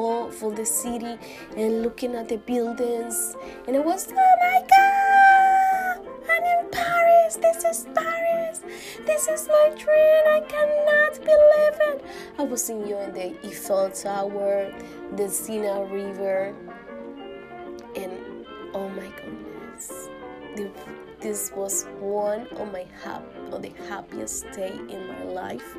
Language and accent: English; Dominican Republic; English is a second language; moved away; But I was born in Dominican Republic, which is a Caribbean country